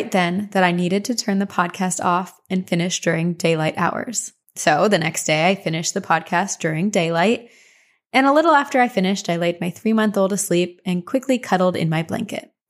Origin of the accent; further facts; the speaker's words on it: Texas, United States; I'm from Texas, if you didn't figure that out with all my y'alls.